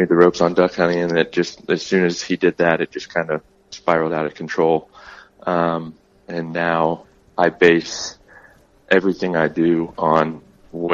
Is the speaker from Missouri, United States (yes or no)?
yes; South Central Missouri, United States; now in Arizona, United States; I grew up in South Central Missouri